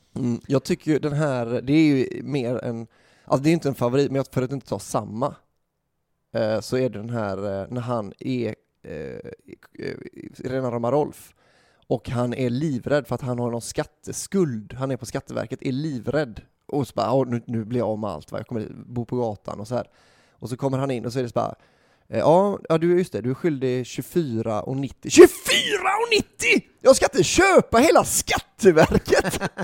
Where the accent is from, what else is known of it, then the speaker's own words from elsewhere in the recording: Gothenburg, Västra Götaland, Sweden; jag var från Göteborg